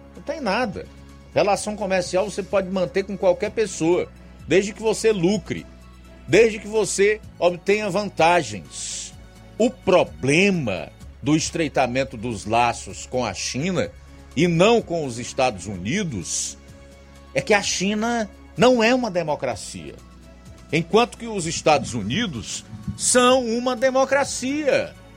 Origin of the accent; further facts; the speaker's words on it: Brazil; nós, como brasileiros